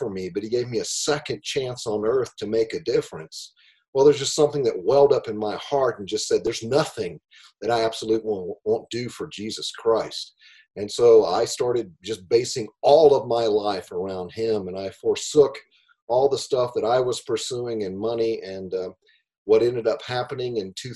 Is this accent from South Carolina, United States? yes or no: yes; Greenville, South Carolina, United States; moved away as an adult; also born or lived in California; I'm from Greenville, South Carolina, originally.